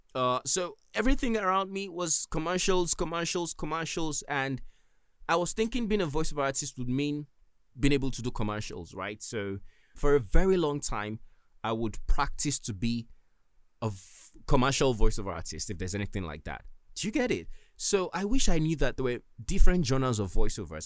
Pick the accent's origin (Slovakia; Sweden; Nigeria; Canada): Nigeria; I'm from Nigeria